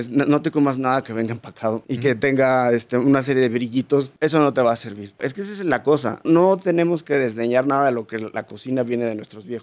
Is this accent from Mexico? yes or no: yes; Chihuahua, Mexico; soy de Chihuahua, Chihuahua, México.